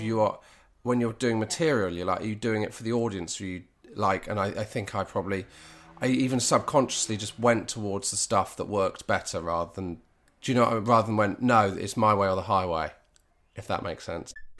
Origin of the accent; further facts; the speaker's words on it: Dartmoor, South West England, United Kingdom; also born or lived in Bristol; I grew up in Br, Bristol f, to the age of three and a half, and then we moved to Dartmoor.